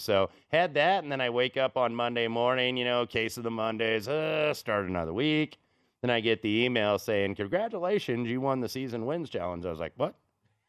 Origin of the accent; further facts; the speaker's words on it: Indianapolis, Indiana, United States; rooting against my hometown team, of course, Indianapolis.